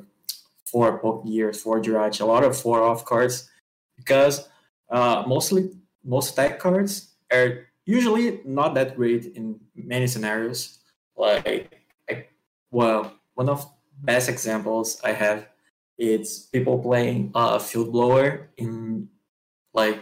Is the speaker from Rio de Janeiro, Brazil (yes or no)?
yes; Rio de Janeiro, Brazil; I'm from Rio de Janeiro, Brazil